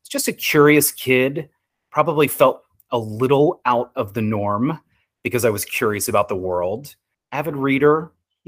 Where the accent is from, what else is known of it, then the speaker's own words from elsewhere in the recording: Philadelphia, Pennsylvania, United States; I grew up in Philadelphia, in the US, in a very blue collar working class community